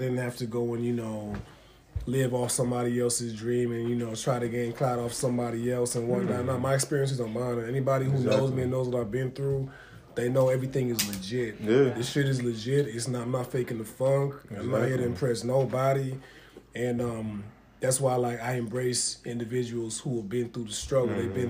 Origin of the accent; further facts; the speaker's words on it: Stoughton, Massachusetts, United States; also born or lived in Dorchester; I was born in Dorchester, which everybody considers a hood, and we moved to Stoughton.